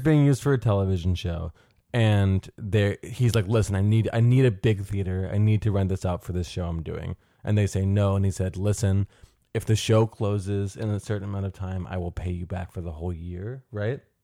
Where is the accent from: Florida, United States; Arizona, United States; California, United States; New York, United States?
New York, United States; New York City; as kids growing up in New York City